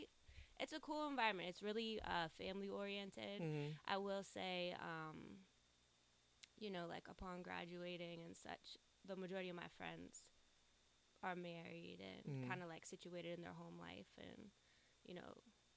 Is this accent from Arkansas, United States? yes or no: no; Erie, Pennsylvania, United States; moved away as an adult; now in Pittsburgh, United States; I'm actually from Erie.